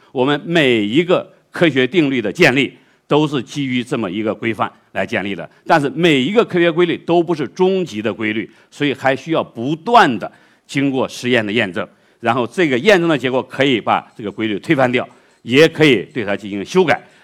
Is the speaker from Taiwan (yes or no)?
no; China; 我们中国